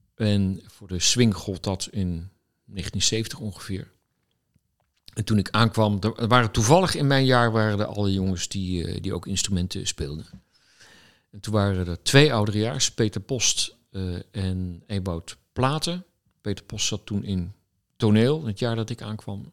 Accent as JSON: {"language": "Dutch", "town": "The Hague", "region": "South Holland", "country": "Netherlands", "tie": "born or raised there", "said": "Ik kom oorspronkelijk uit Den Haag. daar ben ik opgegroeid, op school gezeten."}